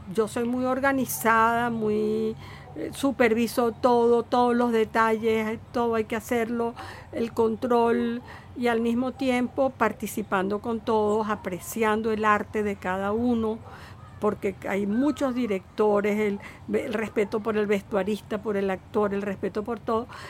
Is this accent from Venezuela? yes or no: yes; Venezuela